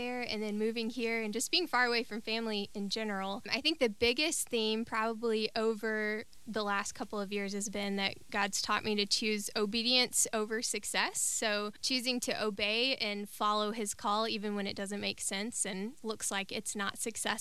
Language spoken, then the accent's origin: English; Mississippi, United States; moved away as an adult; also born or lived in Texas; I grew up here in Mississippi and grew up in church all my life